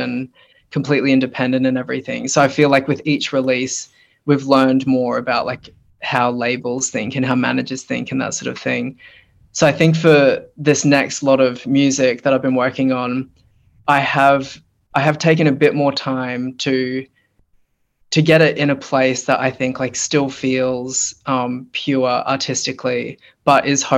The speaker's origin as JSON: {"language": "English", "town": "Brisbane", "region": "Queensland", "country": "Australia", "tie": "born or raised there", "also_born_or_lived": "New Zealand", "said": "my family moved here when I was like 6 weeks old. I was born in New Zealand and then we moved to Brisbane, and I've been living here ever since"}